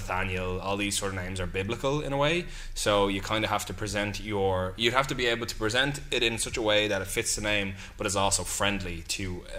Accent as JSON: {"language": "English", "country": "Ireland", "said": "being that we're Irish, our colour is non-existent. Yeah, we're all very pale."}